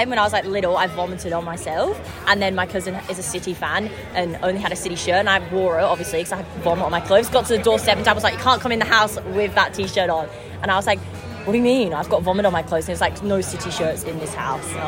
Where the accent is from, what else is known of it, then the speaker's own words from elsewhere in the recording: Australia; also born or lived in Bolton; I was born in Bolton, but I am Australian.